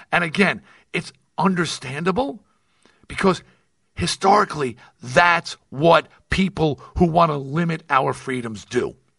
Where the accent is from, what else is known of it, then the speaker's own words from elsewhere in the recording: United States; now in Nevada, United States; I am American